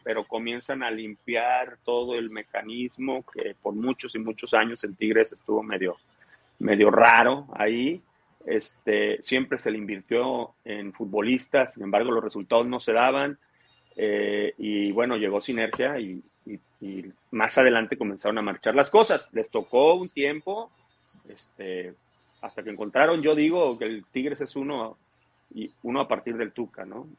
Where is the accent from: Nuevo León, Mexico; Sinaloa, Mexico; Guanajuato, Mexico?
Nuevo León, Mexico; Cadereyta; also born or lived in Tampico, Tamaulipas; yo llegué a vivir a Cadereyta, Nuevo León